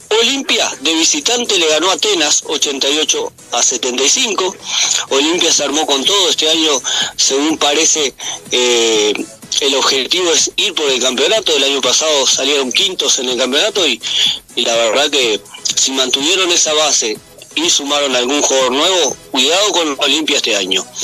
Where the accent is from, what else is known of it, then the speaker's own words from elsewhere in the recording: Uruguay; por suerte estamos parados eh, arriba de un país, o sea, eh, somos uruguayos y tenemos que estar orgullosos